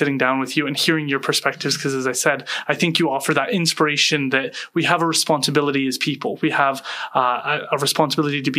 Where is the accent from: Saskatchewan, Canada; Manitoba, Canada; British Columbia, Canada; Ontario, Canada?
British Columbia, Canada; us as British Columbians